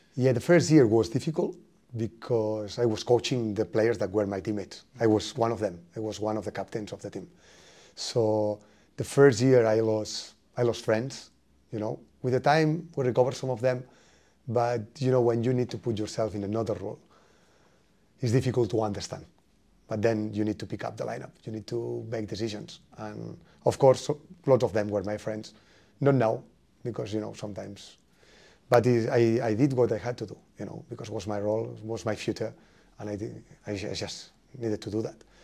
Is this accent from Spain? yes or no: yes; Spain; English is a second language; moved away as an adult; now in Norwich, United Kingdom; I come from Spain